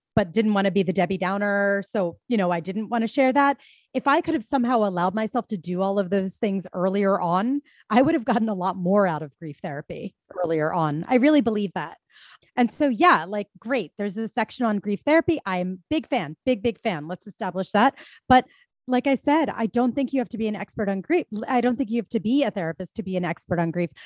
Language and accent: English; Philadelphia, Pennsylvania, United States; I'm from Philadelphia